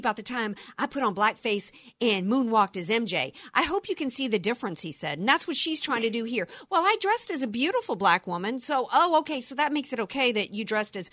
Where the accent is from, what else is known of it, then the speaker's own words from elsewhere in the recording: the South, United States; I grew up in the South and spent a lot of time all over the South from Louisiana, Mississippi, Alabama, because I had family